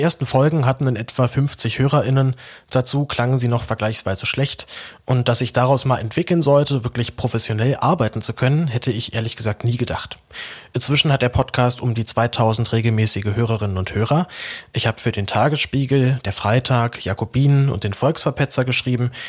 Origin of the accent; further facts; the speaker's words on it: Berlin, Germany; geboren und aufgewachsen in Berlin